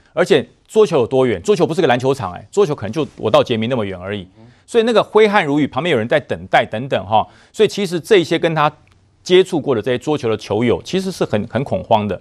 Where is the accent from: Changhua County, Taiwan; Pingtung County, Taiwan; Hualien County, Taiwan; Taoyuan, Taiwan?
Taoyuan, Taiwan; 我桃园人